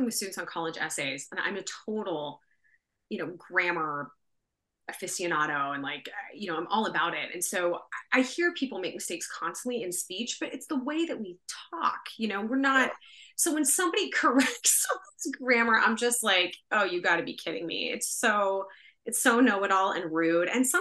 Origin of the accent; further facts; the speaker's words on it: Bakersfield, California, United States; also born or lived in Signal Hill, California / Berkeley, California; I grew up in Bakersfield, very flat, very hot